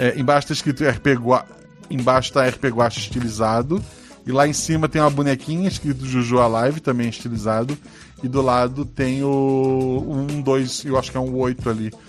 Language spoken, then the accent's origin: Portuguese; Florianópolis, Santa Catarina, Brazil; eu sou de Florianópolis